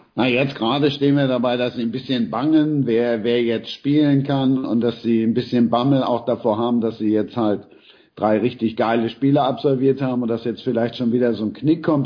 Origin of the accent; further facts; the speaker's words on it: Cologne, North Rhine-Westphalia, Germany; als Kölner